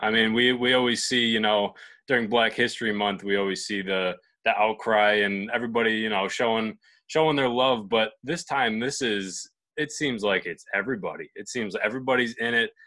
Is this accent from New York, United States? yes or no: yes; Buffalo, New York, United States; my hometown in Buffalo, New York